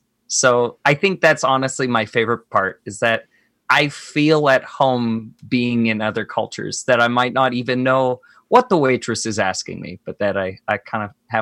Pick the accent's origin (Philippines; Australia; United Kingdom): Philippines; Cebu City, Central Visayas; moved away; I am from Cebu, Philippines. So if you took a bullseye map of the Philippines and drew one right smack dab in the middle, that's where Cebu was.